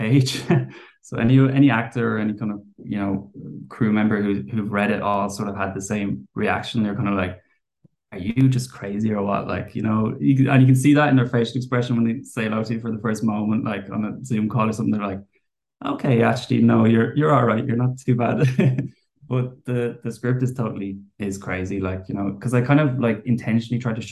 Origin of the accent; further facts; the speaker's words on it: Wicklow, Leinster, Ireland; I'm from Wicklow